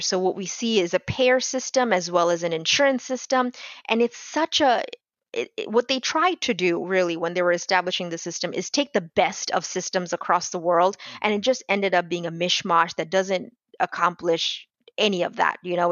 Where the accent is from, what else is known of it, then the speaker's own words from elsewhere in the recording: Bangladesh; now in Tampa, United States; I'm originally from Bangladesh